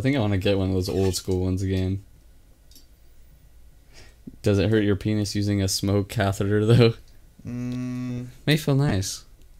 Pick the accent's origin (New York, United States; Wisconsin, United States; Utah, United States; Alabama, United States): Utah, United States; We're from Utah.